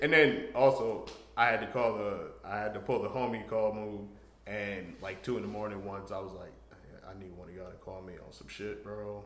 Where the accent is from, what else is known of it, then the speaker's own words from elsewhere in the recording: New York, United States; I'm from New York.